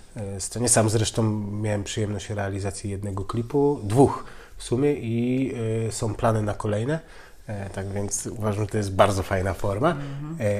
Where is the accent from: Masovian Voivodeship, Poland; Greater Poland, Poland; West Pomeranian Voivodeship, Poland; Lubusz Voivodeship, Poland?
West Pomeranian Voivodeship, Poland; Białogard; also born or lived in Koszalin; now in Tricity, Poland; urodziłem się i mieszkałem w Białogardzie, więc mała miejscowość